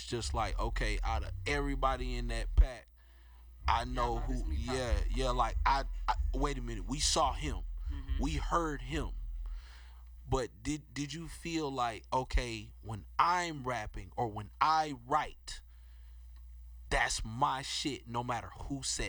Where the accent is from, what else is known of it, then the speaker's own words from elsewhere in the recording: Texas, United States; I'm from Texas